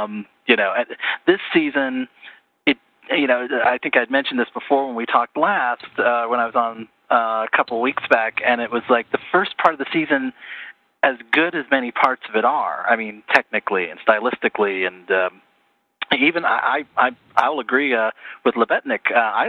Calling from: Terre Haute, Indiana, United States; Terre Haute, Indiana. At least at the moment, so.

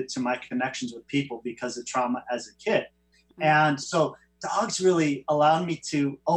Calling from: Huntington Beach, California, United States; Beach, Southern uh, California.

